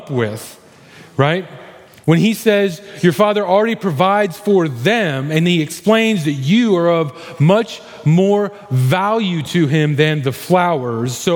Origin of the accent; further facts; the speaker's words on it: Missouri, United States; I grew up in Missouri.